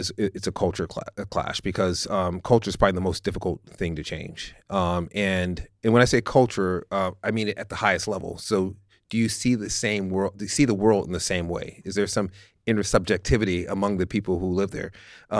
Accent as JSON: {"language": "English", "town": "San Francisco", "region": "California", "country": "United States", "tie": "born or raised there", "said": "But I grew up in San Francisco. We grew up in a working class neighborhood that was extraordinarily diverse."}